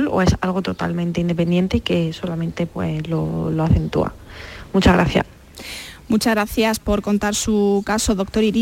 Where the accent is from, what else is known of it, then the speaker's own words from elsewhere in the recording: Córdoba, Andalusia, Spain; Hola, buenas tardes. Eh … soy de Córdoba y tengo 38 años.